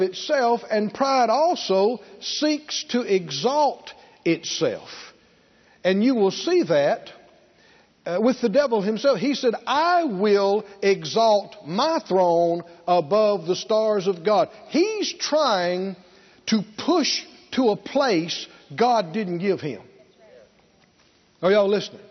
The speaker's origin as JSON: {"language": "English", "region": "the South", "country": "United States", "tie": "born or raised there", "said": "growing up in the South."}